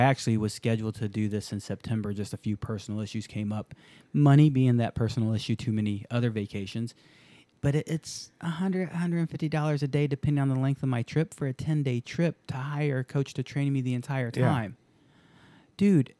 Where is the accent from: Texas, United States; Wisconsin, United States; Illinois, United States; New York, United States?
Texas, United States; also born or lived in Indiana; But I'm from Texas